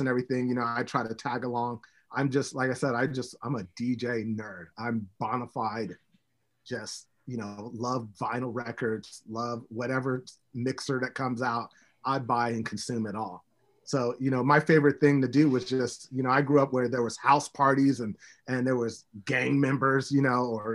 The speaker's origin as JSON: {"language": "English", "country": "United States", "tie": "born or raised there", "also_born_or_lived": "Memphis, Tennessee / Pullman, Washington", "moved": "as an adult", "said": "I was raised in Portland, Vancouver"}